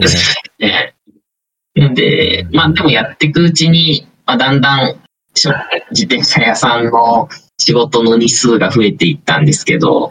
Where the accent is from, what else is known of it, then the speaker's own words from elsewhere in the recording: Toyama, Japan; 僕、富山県の出身なんですけど